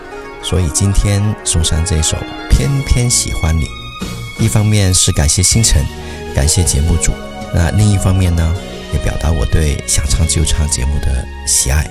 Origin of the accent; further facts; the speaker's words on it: Guangzhou, Guangdong, China; ，我来自广州。